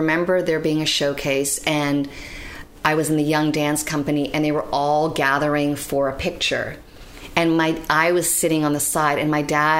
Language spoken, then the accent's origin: English; Canada; born or raised there; also born or lived in Bratislava, Slovakia